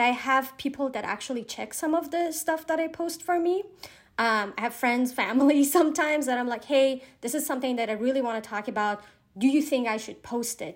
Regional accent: Iran; I'm from Iran

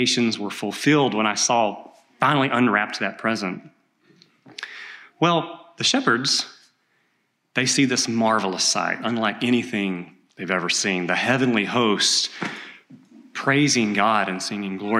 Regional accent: East Texas, United States; I grew up in East Texas in logging country

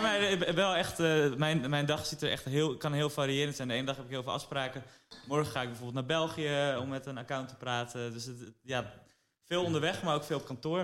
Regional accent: Amsterdam, North Holland, Netherlands; we zijn opgegroeid in Amsterdam, dus onze hele sociale kring was hier

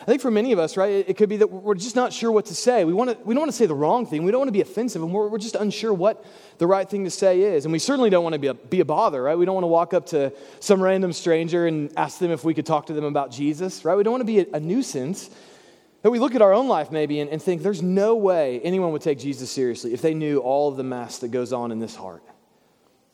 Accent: Bible Belt, Southern United States, United States; growing up in the Bible Belt

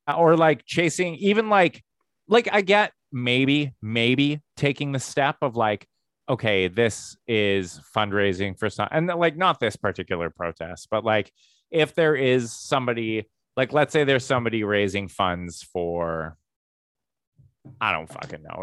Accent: Medicine Hat, Alberta, Canada; moved away; I grew up in Medicine Hat, Alberta

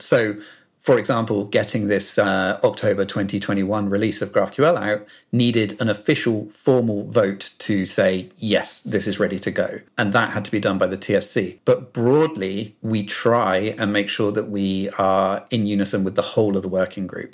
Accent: South Coast, England, United Kingdom; as you may be able to tell from my accent, I'm from the U K, uh, from the South Coast, born and bred.

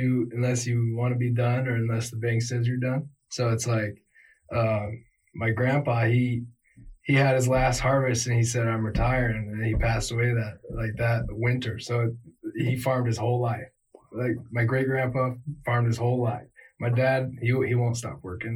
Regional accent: Fremont, Nebraska, United States; I got a buddy I grew up with in Fremont

